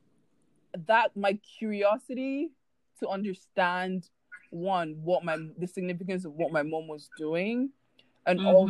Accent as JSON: {"language": "English", "country": "Nigeria", "moved": "as an adult", "lives_now": "Canada", "said": "I am a Nigerian currently living in Canada for university."}